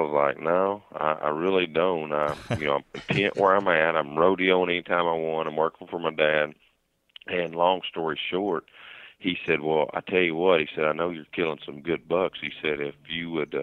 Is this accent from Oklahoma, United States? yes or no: yes; Lincoln County, Oklahoma, United States; I grew up right here in Lincoln County, Oklahoma